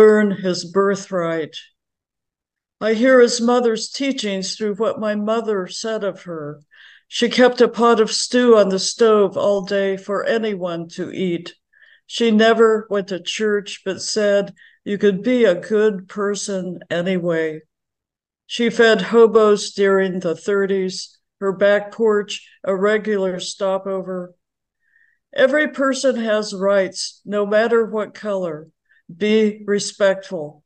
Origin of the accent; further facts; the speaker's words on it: Kansas, United States; now in Northern California, United States; I grew up in Kansas, a fifth generation Kansan on three sides